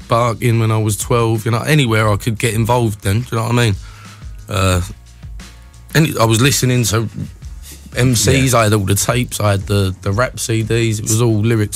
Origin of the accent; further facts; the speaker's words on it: Dagenham, London, United Kingdom; where I was from Dagenham.